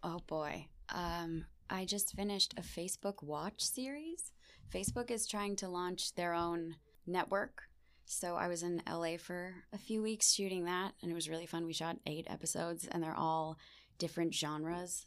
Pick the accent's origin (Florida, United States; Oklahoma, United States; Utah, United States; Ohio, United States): Ohio, United States; Beachwood; moved away as an adult; now in New York, United States; I grew up in Beechwood my whole life.